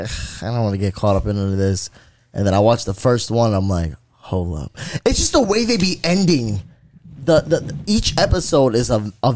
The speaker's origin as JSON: {"language": "English", "region": "Florida", "country": "United States", "said": "I'm from Florida."}